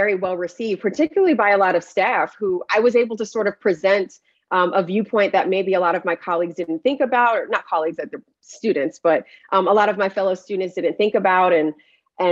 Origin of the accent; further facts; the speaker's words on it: Paterson, New Jersey, United States; I'm from a fairly large city in New Jersey, Paterson, New Jersey.